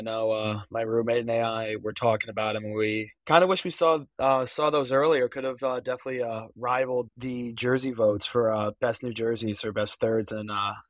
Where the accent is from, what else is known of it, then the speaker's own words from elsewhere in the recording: Saratoga Springs, New York, United States; another kid just from my hometown back in Saratoga plays there too.